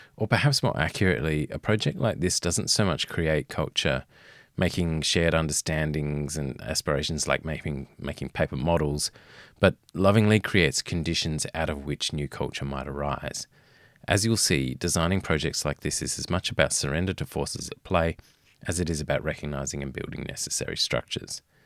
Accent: Fremantle, Western Australia, Australia; I grew up in Western Australia and in, uh, Fremantle

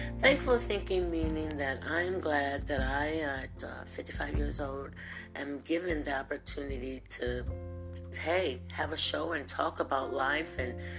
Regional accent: Lorain, Ohio, United States; now in Louisville, United States; I'm in Louisville, Kentucky. I'm a transfer from the Buckeye State of Lorain, Ohio.

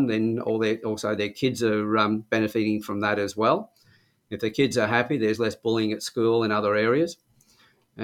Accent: Sydney, New South Wales, Australia; moved away as an adult; now in Newcastle, Australia; Originally from Sydney. I came to Newcastle in 1975, I think it was, when I was about 23

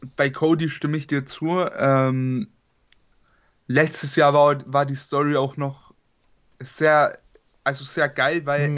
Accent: Bavaria, Germany; ich komme aus Bayern

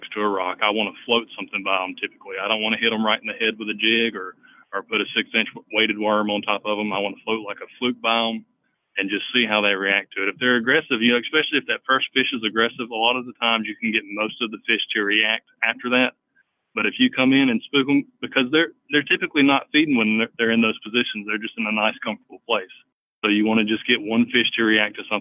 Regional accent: Selma, Alabama, United States; moved away as an adult; now in Birmingham, United States; I'm from Selma, Alabama. I grew up down there fishing on the Alabama River

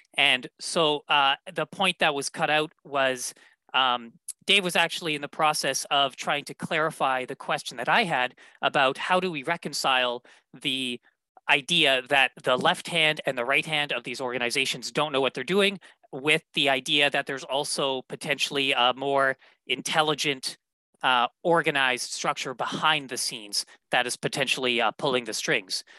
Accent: Winnipeg, Manitoba, Canada; my hometown of Winnipeg, Manitoba

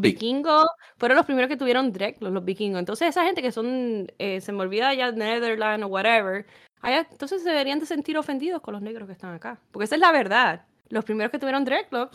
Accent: Puerto Rico; moved away; yo soy puertorriqueña

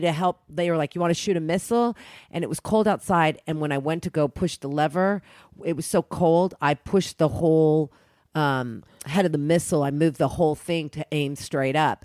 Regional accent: Oklahoma, United States; I grew up in Oklahoma

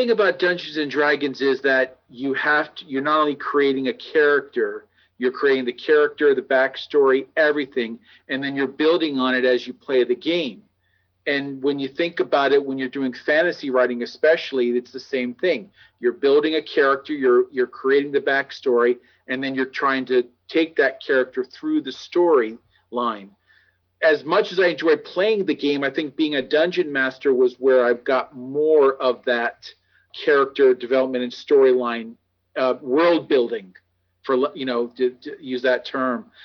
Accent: New Jersey, United States; also born or lived in North Carolina / California / Hawaii; You know, I was born in North Carolina. I grew up in New Jersey, California, Hawaii.

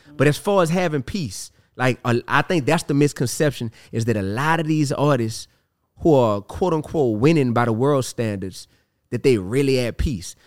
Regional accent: New Orleans, Louisiana, United States; I'm from New Orleans

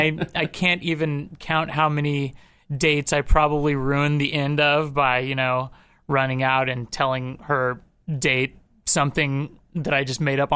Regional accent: Topeka, Kansas, United States; Topeka was actually, it was really nice. It's there, I think when I was growing up, there was like 100,000 people there.

